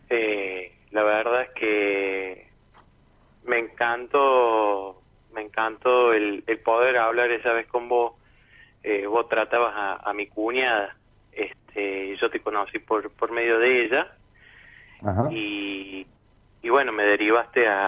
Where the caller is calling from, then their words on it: Córdoba, Argentina; de Córdoba, de Córdoba.